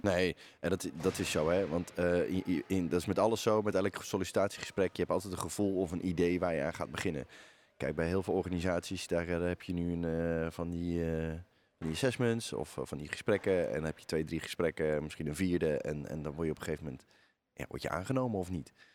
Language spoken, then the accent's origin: Dutch; Netherlands